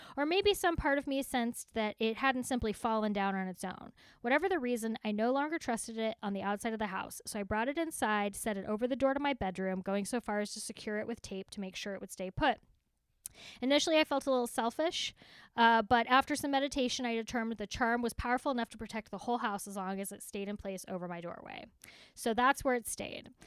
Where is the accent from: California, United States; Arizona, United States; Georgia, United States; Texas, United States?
Texas, United States; accent: Texas; My Texas accent